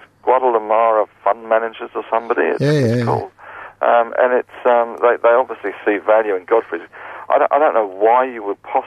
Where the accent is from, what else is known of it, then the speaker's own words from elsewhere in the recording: Australia; Yeah, I'm Australian, not too, Stephen.